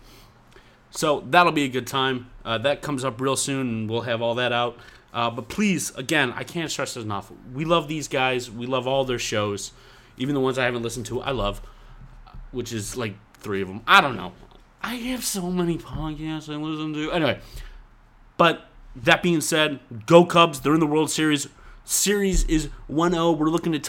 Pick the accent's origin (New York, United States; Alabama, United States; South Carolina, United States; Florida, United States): New York, United States; I'm from New York